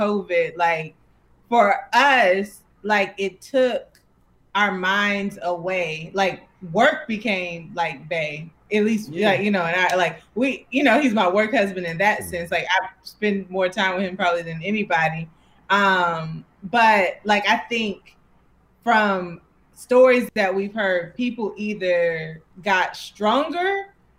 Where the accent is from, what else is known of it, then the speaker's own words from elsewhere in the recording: Atlanta, Georgia, United States; moved away as an adult; also born or lived in Louisiana; now in New York, United States; I grew up in Atlanta. So okay. I come from Atlanta, but I was born in Louisiana